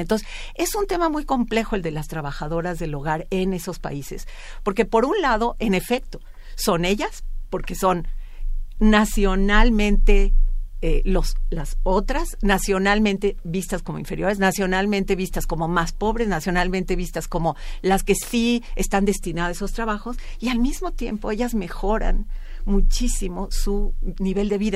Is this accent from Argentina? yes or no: no; Mexico